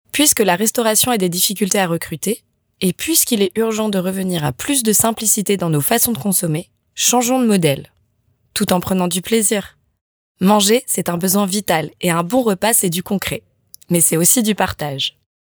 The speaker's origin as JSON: {"language": "French", "country": "France", "said": "en tant que Française, c'est encore plus facile puisque le repas est important dans notre quotidien et notre culture"}